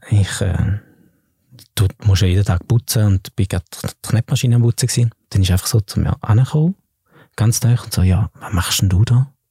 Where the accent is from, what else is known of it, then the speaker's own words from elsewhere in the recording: Flawil, St. Gallen, Switzerland; im Kraftort in Flawil, wo ich aufgewachsen bin